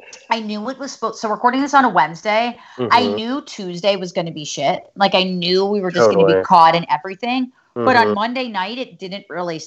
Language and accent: English; New Jersey, United States; moved away as an adult; now in New York City, United States; I grew up in the suburbs of Manhattan. I've lived in New York for 10 years. Like I grew up in Jersey